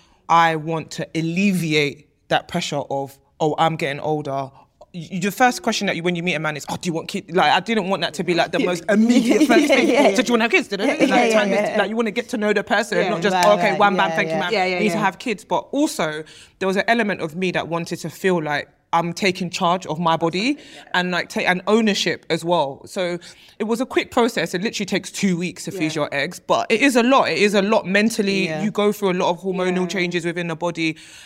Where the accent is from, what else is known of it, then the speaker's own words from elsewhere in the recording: Nigeria; being Nigerian, I think within our communities, it's not something that we necessarily speak about.